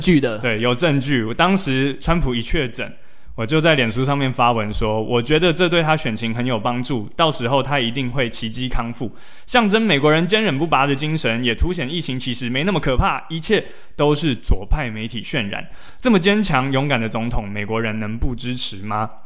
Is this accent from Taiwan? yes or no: yes; Taiwan; 确实我们台湾人比较会有所谓的同情票的